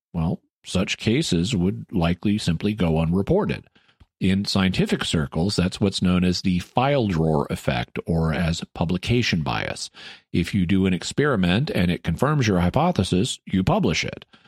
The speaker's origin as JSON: {"language": "English", "region": "Arkansas", "country": "United States", "tie": "born or raised there", "moved": "yes", "said": "my hometown in Arkansas, which I was considering moving back"}